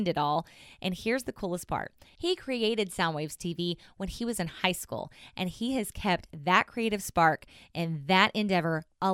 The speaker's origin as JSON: {"language": "English", "region": "Southern Oklahoma", "country": "United States", "accent": "twang", "said": "I'm originally from Southern Oklahoma. I still have a little bit of a twang."}